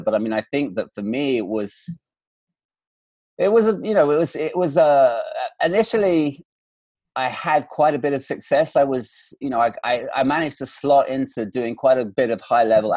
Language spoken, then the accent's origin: English; England, United Kingdom; now in Los Angeles, United States; this very Scottish name and being an Englishman to boot